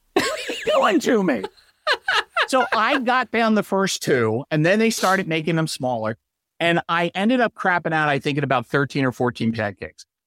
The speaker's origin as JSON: {"language": "English", "region": "Delaware", "country": "United States", "moved": "as an adult", "said": "I'm originally from Delaware"}